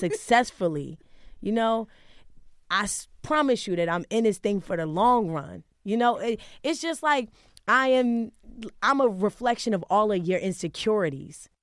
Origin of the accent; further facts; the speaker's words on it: Wilmington, Delaware, United States; now in Harlem, New York, United States; growing up in Wilmington, it was rough